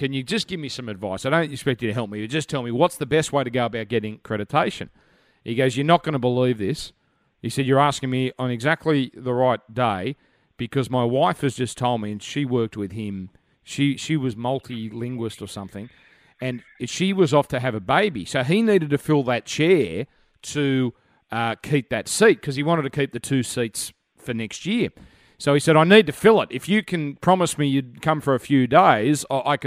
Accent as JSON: {"language": "English", "country": "Australia", "said": "as an Aussie, I lived through many"}